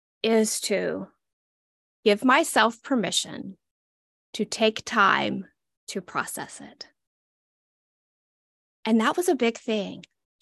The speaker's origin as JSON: {"language": "English", "region": "Southeastern United States", "country": "United States", "said": "I'm from the Southeastern United States. If cornbread and turnip greens could talk, this is what they would sound like."}